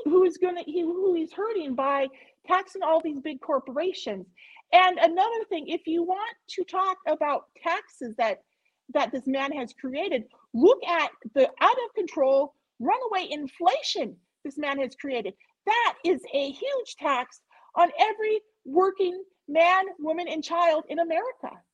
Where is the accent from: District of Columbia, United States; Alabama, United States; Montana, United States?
Montana, United States; I'm from Montana.